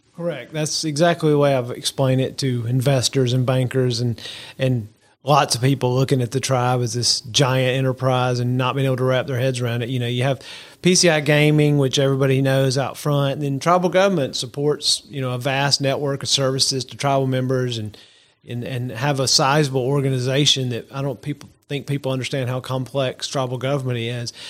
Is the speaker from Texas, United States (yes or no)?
no; Georgia, United States; now in South Alabama, United States; I'm a, a good old Georgia boy